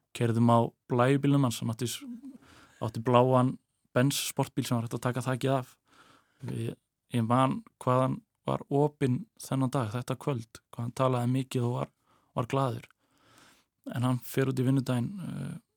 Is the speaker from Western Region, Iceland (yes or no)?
no; Westfjords, Iceland; moved away as an adult; í mínum heimabæ, minni heimabigð